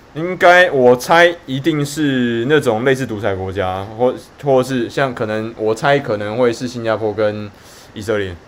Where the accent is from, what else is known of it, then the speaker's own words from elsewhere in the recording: Taiwan; 我们台湾人